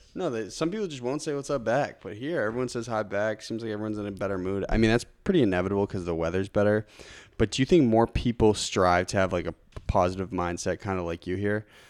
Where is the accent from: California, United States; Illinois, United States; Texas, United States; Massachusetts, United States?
Massachusetts, United States; Lincoln; I grew up in Lincoln, Mass, on Deer Haven Road